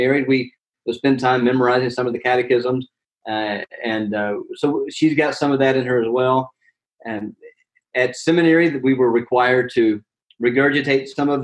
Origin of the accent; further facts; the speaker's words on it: Alabama, United States; moved away as an adult; also born or lived in Orlando, Florida / Edinburgh, Scotland; now in Philadelphia, United States; I'm from Alabama, and I went to college in Birmingham at Samford University